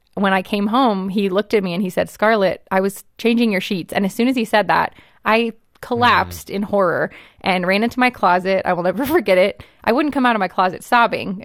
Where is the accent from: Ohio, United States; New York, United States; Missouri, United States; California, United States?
California, United States; Los Angeles; I grew up in Hollywood